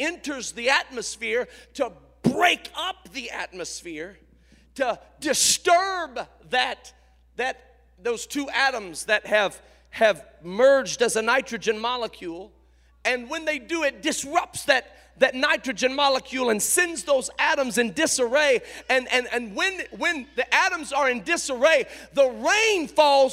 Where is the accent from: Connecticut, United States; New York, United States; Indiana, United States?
Indiana, United States; I grew up in Indiana. I'm a Hoosier